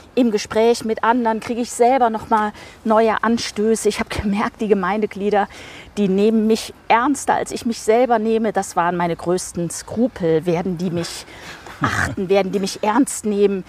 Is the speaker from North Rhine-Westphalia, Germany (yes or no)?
yes; Siegen, North Rhine-Westphalia, Germany; also born or lived in Rotenburg an der Fulda, Hesse / Bonn / Marburg / Münster; Dann sind wir familiär bedingt ins südliche Westfalen gezogen.